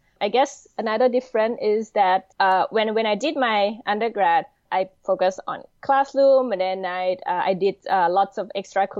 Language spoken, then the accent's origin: English; Thailand; moved away as an adult; also born or lived in Washington, D.C.; I'm originally born and raised in Thailand